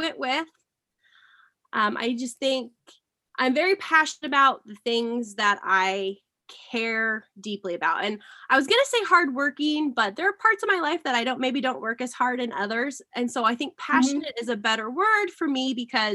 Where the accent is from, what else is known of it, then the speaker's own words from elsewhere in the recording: Southeast Iowa, United States; now in Ankeny, United States; I am from Southeast Iowa. I went to the same high school that Chelsea went